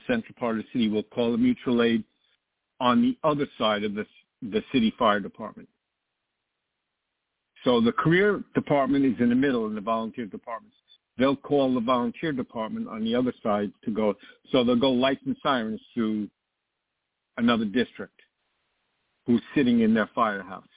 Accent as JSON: {"language": "English", "area": "Long Island", "region": "New York", "country": "United States", "tie": "born or raised there", "said": "I grew up on Long Island"}